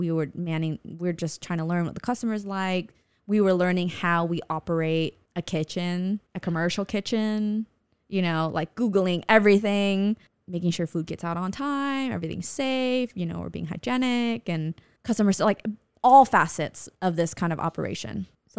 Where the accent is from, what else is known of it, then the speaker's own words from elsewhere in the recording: California, United States; So, you know, everything basically we grew up in Southern California loving and being exposed to.